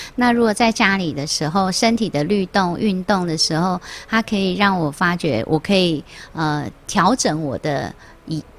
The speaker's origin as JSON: {"language": "Chinese", "country": "Taiwan", "said": "我们台湾人有很多的艺术的气息跟细胞"}